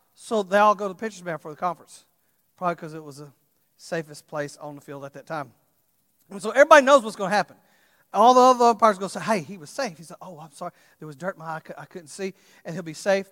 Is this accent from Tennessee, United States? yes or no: no; Texas, United States; I'm from Texas, so we say it like this, naked